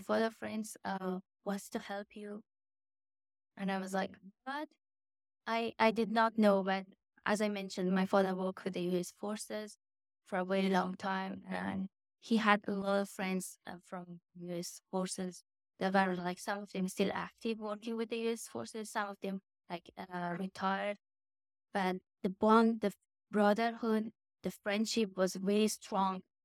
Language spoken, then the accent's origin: English; Afghanistan; moved away as an adult; now in United States; when I was growing up in Afghanistan